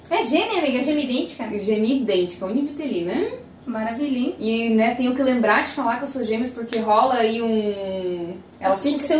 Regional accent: Joinville, Santa Catarina, Brazil; engenheira civil, tenho 25 anos, sou da cidade de Joinville mesmo, nascida e criada.

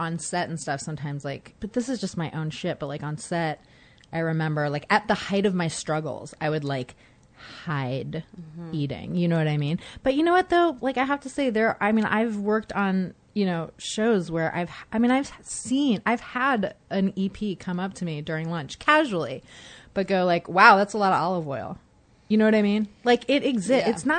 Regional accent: Oakland, California, United States; I grew up in Oakland.

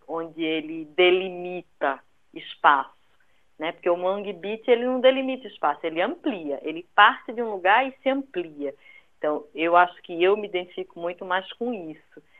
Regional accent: Recife, Pernambuco, Brazil; now in São Paulo, Brazil; ser de, de Recife, por ser nordestina, é, a todo momento isso me é lembrado, né? Porque eu conservo meu sotaque

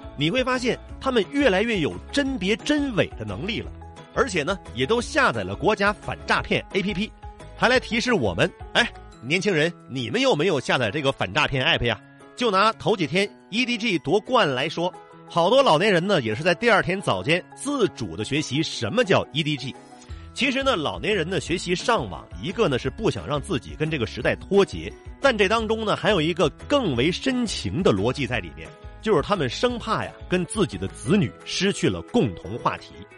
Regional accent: China; 我们中国人

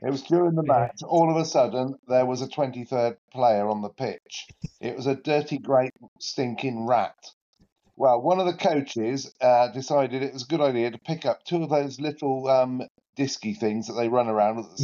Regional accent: Oxford, South East England, United Kingdom; now in Luton, United Kingdom; my hometown club, Oxford United

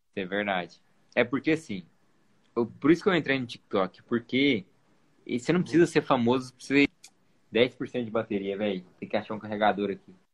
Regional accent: Goiânia, Goiás, Brazil; eu sou de Goiânia também

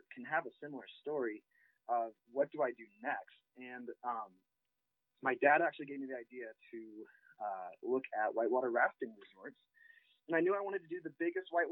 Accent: Rochester, Illinois, United States; moved away as an adult; also born or lived in Quincy, Illinois / Wisconsin / Montana; I grew up in Central Illinois in Rochester

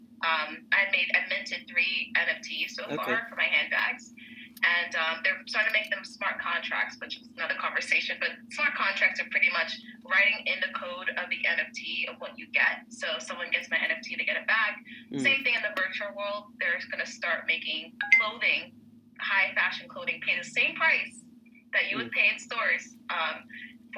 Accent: Miami, Florida, United States; now in New York City, United States; I'm actually from Miami originally

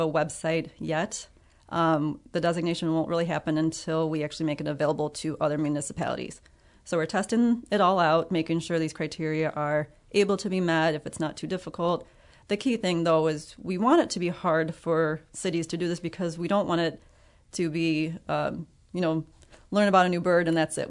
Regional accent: Ottawa, Illinois, United States; moved away as an adult; also born or lived in Estherville, Iowa; now in Freeport, United States; I am originally from Ottawa, Illinois

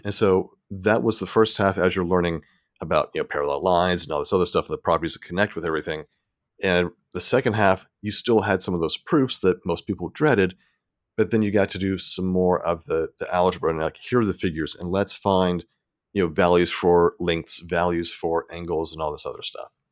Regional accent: Tennessee, United States; moved away as an adult; also born or lived in Mississippi; now in Texas, United States; I grew up in Tennessee

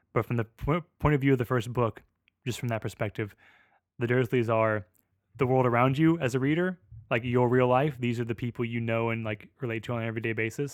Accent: United States; I'm an American.

